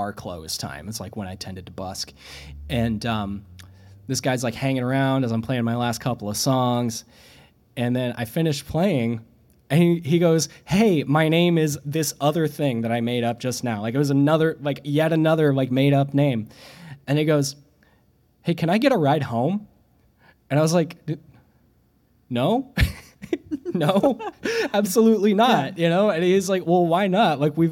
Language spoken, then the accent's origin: English; Springfield, Missouri, United States; also born or lived in Bloomington, Illinois; now in Providence, United States; I grew up in Springfield, Missouri